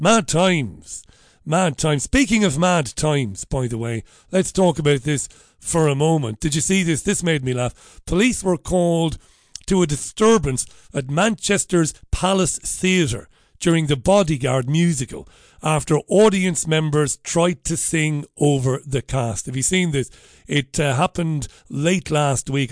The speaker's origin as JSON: {"language": "English", "town": "Waterford", "region": "Munster", "country": "Ireland", "tie": "born or raised there", "said": "I'm a working class boy from Ballybeg in Waterford"}